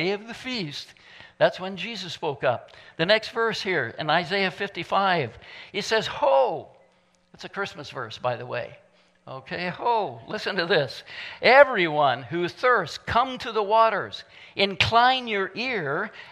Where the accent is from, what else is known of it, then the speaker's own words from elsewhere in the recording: Midwest, United States; moved away; I'm from the Midwest, and so do things a little bit differently sometimes. I even talk differently sometimes because